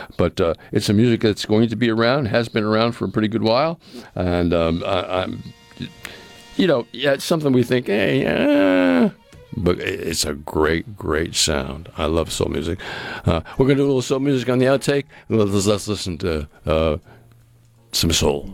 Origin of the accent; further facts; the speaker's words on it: New England, United States; moved away; where I grew up in New England